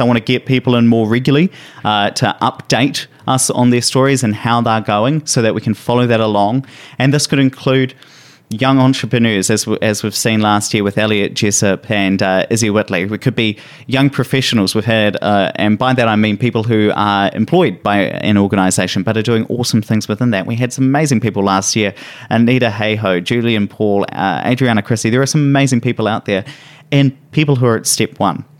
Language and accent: English; Hawera, Taranaki, New Zealand; moved away; I went back down to my hometown, uh, in Taranaki. So Taranaki is a region in New Zealand